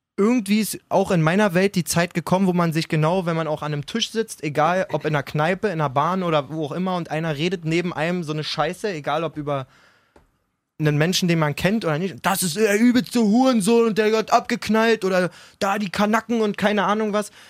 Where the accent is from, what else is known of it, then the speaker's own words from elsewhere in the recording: Berlin area, Germany; wir kommen aus dem Berliner Raum alle. Wir, ja. wir sind absolut multikulturell quasi aufgewachsen